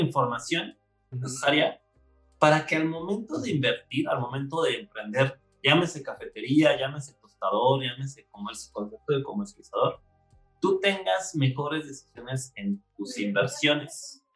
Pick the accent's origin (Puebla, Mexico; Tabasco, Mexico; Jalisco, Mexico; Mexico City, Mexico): Mexico City, Mexico; Nací en Ciudad de México un glorioso 15 de diciembre de, del año 82